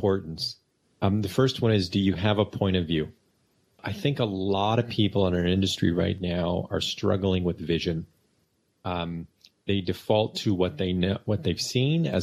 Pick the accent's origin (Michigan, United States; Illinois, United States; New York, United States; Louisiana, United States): Michigan, United States; I grew up in Michigan.